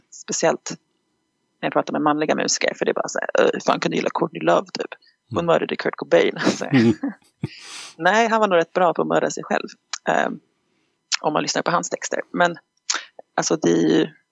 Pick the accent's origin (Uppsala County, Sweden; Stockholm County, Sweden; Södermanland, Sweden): Stockholm County, Sweden; Stockholm; moved away as an adult; also born or lived in United States; now in Dalarna, Sweden; jag är född i USA, uppväxt i Stockholm men bor i Dalarna